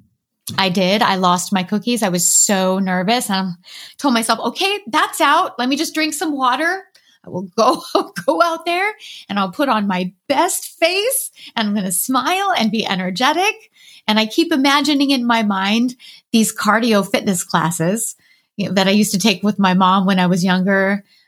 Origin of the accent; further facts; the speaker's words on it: Southern California, United States; I grew up in Southern California